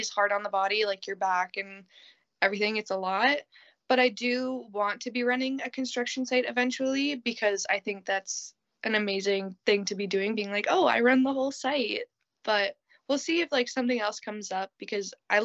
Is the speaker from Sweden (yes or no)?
no; Ontario, Canada; I'm Canadian